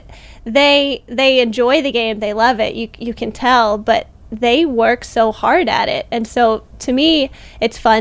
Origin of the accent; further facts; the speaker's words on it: Missouri, United States; I grew up and played in Missouri